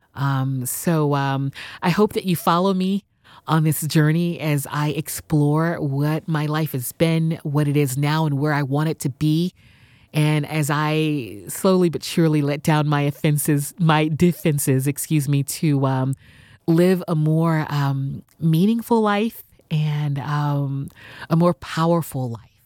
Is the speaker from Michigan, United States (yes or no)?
no; Houston, Texas, United States; moved away as an adult; also born or lived in San Diego / New York City; I was born and raised in Houston